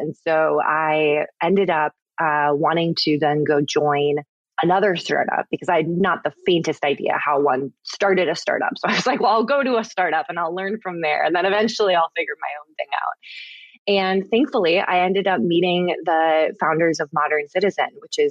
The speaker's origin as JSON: {"language": "English", "region": "Minnesota", "country": "United States", "tie": "born or raised there", "said": "I grew up in Minnesota, which is, I think a very outdoorsy state, and my family was super outdoorsy"}